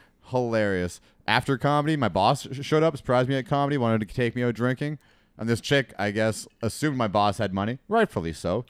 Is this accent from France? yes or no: no; Alberta, Canada; I'm from Alberta.